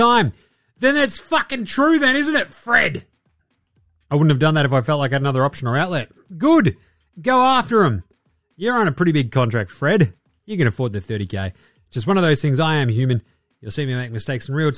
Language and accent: English; Ballarat, Victoria, Australia; I grew up in Ballarat